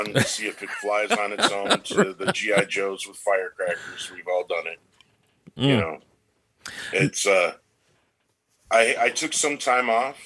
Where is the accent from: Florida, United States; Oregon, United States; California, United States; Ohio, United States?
California, United States; moved away; I grew up in California when I was little